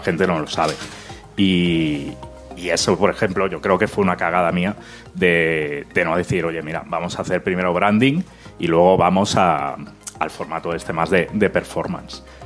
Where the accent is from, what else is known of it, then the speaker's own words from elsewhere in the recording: Catalonia, Spain; Yo soy catalán